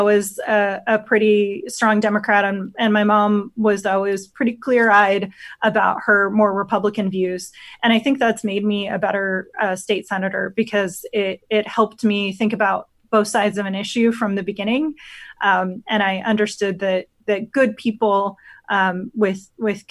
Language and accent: English; Otoe County, Nebraska, United States; I grew up on a family farm in Odo County